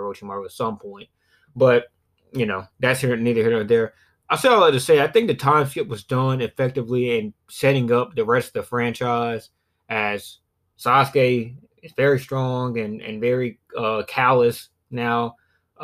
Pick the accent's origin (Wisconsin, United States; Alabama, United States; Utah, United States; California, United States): Alabama, United States; south of; I'm from the south of Alabama, so my accent